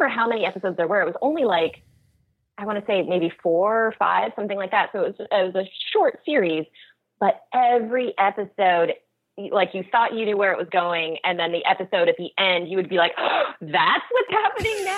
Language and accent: English; Oregon, United States; also born or lived in Los Angeles; I'm actually from Oregon